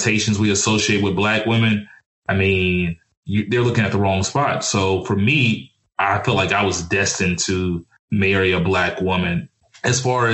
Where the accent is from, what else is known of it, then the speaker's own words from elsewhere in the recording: Mobile, Alabama, United States; moved away; also born or lived in Dallas, Texas; I grew up in Alabama and Texas.